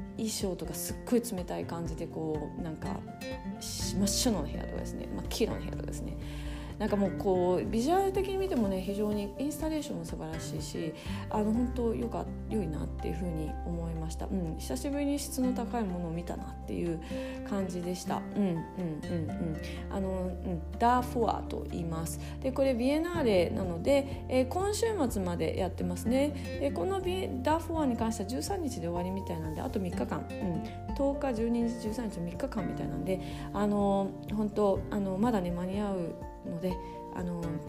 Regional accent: Japan; moved away as an adult; also born or lived in Munich, Germany; now in Germany; 日本で生まれ育ってここにいる

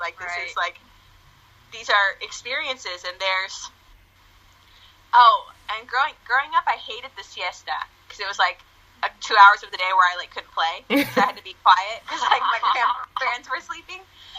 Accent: United States; because growing up in the States, like I don't have any family here. Mm-hmm. And then we would go back to Argentina

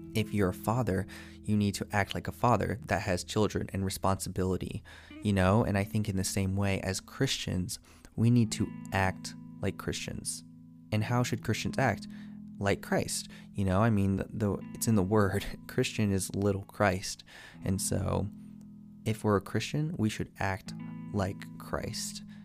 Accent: United States; being American

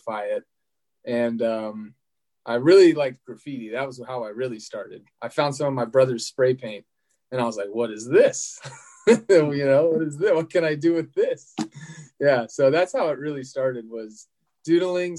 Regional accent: Annapolis, Maryland, United States; now in Sacramento, United States; I grew up in Annapolis, Maryland, which is a few hours south of New York

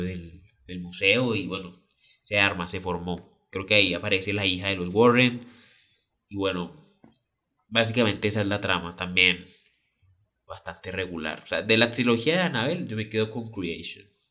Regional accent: Colombia; yo soy colombiano

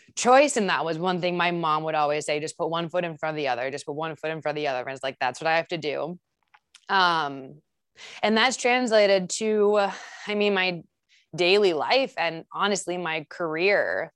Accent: Saint Paul, Minnesota, United States; I grew up in Saint Paul, um, and I come from a really tight-knit family

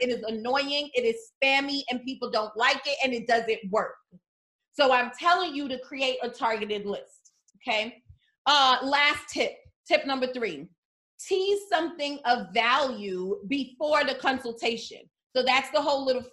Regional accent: New York City, New York, United States; I am from the New York City foster care system

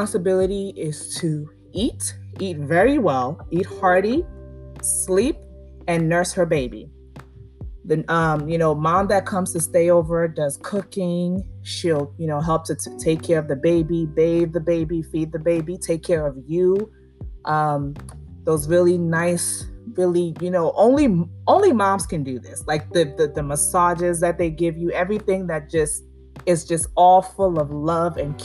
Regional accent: Nigeria; I'm Nigerian

